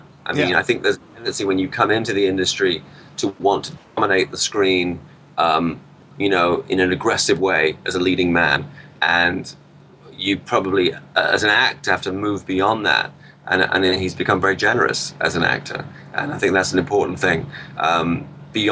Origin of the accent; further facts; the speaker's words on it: Peterborough, East of England, United Kingdom; When I was growing up in Peterborough